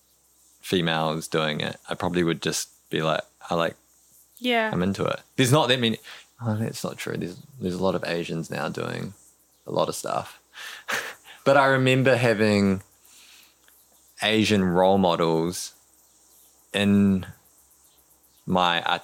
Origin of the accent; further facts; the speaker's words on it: New Zealand; I'm just growing up in the Kiwi, you know, speaking English in school, growing up here